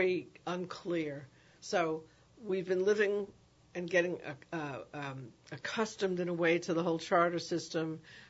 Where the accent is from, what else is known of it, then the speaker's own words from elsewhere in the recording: New York City, New York, United States; now in New Orleans, United States; I grew up in the Bronx, and we had music and arts education every year from the sixth grade until I graduated from high school